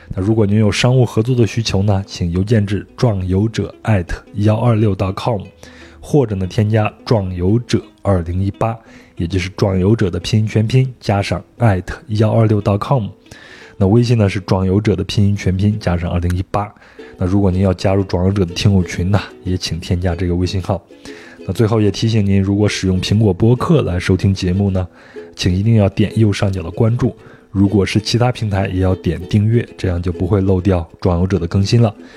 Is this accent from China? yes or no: yes; Henan, China; 我作为一个河南人